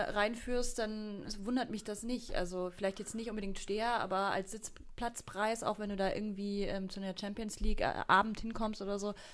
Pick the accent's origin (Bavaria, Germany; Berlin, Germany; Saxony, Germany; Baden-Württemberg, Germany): Berlin, Germany; aber fand es als Berlinerin einfach sehr schön, äh, mal vor Ort zu sein.